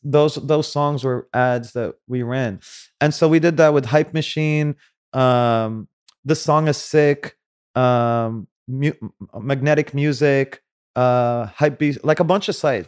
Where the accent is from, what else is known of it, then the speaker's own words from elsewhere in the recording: Saudi Arabia; moved away; also born or lived in Cairo, Egypt; I was born in Cairo. I grew up in Saudi.